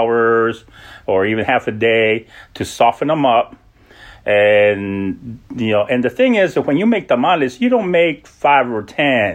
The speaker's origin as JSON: {"language": "English", "town": "El Paso", "region": "Texas", "country": "United States", "tie": "born or raised there", "also_born_or_lived": "Los Angeles, California", "moved": "as an adult", "lives_now": "Washington, D.C. area, United States", "said": "I'm originally from El Paso, Texas. I grew up in El Paso and between there and Los Angeles"}